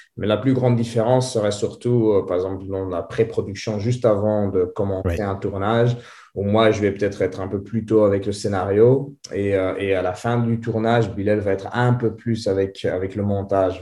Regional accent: Antwerp, Flanders, Belgium; first language French; vu que j'ai grandi en Anvers, j'ai appris le néerlandais

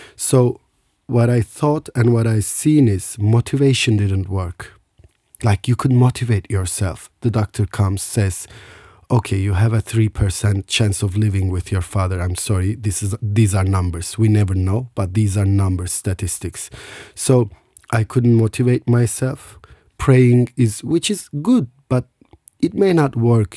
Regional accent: Istanbul, Turkey; I was born in Istanbul.

